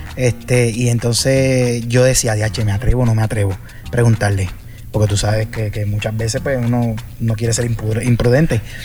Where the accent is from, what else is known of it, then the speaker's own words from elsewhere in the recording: Puerto Rico; yo vengo de Puerto Rico, de, la isla y, aquí está este boricua en, un sitio tropical